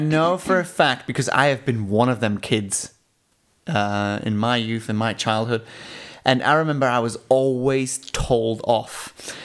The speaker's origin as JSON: {"language": "English", "country": "Switzerland", "tie": "born or raised there", "said": "growing up in Switzerland"}